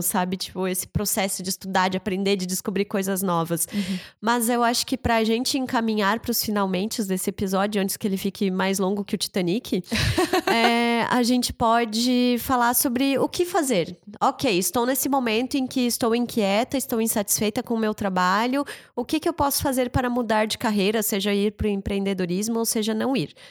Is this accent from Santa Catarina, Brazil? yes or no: yes; the Serra, Santa Catarina, Brazil; now in Blumenau, Brazil; eu tenho um carinho muito grande pela serra, a região de onde eu vim